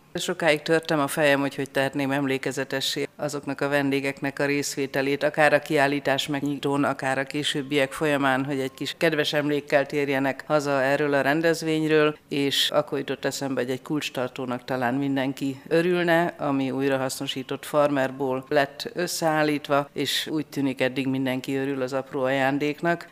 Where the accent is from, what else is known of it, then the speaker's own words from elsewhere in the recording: Besenyőtelek, Heves, Hungary; Szülőfalunkban besenyőtelken